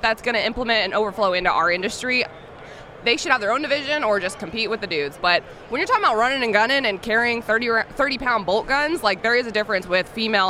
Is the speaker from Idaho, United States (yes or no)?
no; Pensacola, Florida, United States; now in Knoxville, United States; From Pensacola, and I call it Alabama because it's Alabama.